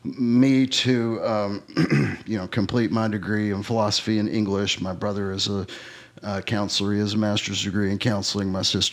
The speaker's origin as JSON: {"language": "English", "region": "Northeast Arkansas", "country": "United States", "tie": "born or raised there", "also_born_or_lived": "Alaska", "said": "we grew up in Northeast Arkansas, and it's rural agriculture, very similar to where we're at here."}